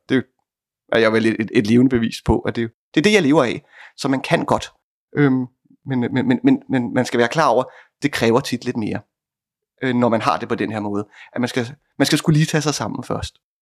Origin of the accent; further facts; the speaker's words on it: Bornholm, Capital Region of Denmark, Denmark; jeg er fra Bornholm.